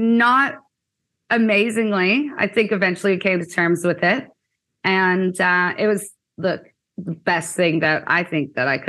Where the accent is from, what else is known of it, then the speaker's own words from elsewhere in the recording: Kitchener, Ontario, Canada; now in Australia; I'm originally from Kitchener, Ontario, Canada, where I met Zach about 6 years ago. I came out to Australia just on a little holiday for a year